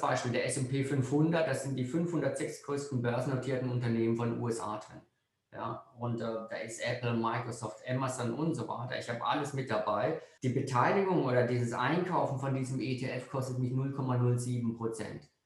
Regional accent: Freiburg, Baden-Württemberg, Germany; Ich bin jetzt als Freiburger

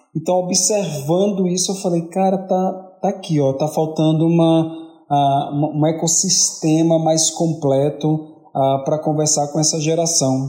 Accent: Bahia, Brazil; como um bom baiano

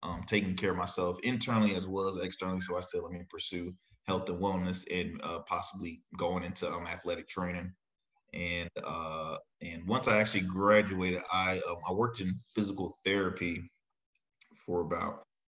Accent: Chesapeake, Virginia, United States; also born or lived in Norfolk / Murfreesboro, North Carolina; Born and raised in Chesapeake, went to school probably all my life in Norfolk

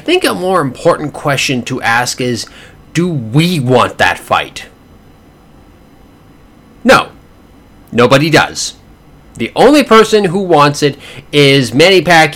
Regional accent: Canada; as a Canadian citizen

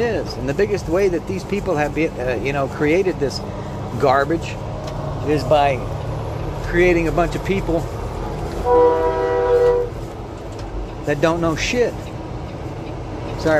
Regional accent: United States; American citizens like myself

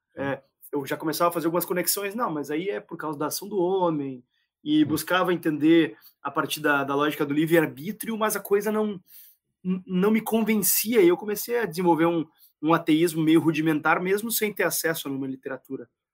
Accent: Gaúcho, Rio Grande do Sul, Brazil; eu só sou gaúcho

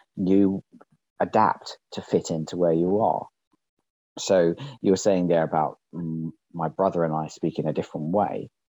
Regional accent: London, United Kingdom; because I stayed in London

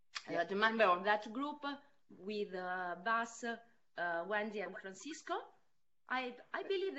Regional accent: Italy; now in Amsterdam, Netherlands; No, I'm not Dutch, I'm Italian.

